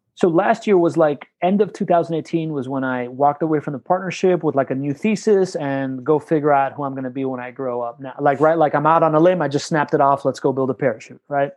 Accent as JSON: {"language": "English", "town": "Miami", "region": "Florida", "country": "United States", "tie": "born or raised there", "said": "growing up in Miami, I went to like I was like I was you know I'm Hispanic, I was raised Catholic"}